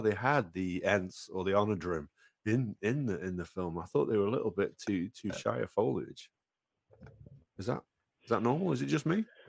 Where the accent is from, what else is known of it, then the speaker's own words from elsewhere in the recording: Welsh, Wales, United Kingdom; I love the Welsh. I'm Welsh